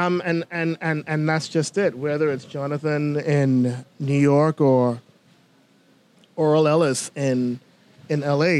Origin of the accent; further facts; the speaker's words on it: Bimini, Bahamas; now in Nassau, Bahamas; Growing up in Bimini